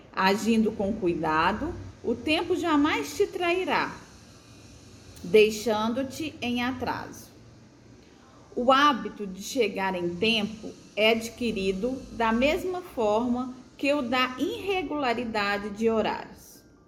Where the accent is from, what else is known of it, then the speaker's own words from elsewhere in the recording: Brazil; como uma boa brasileira